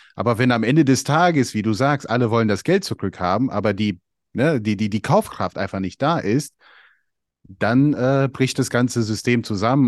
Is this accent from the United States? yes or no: yes; United States; now in Europe; ich bin ja in den USA aufgewachsen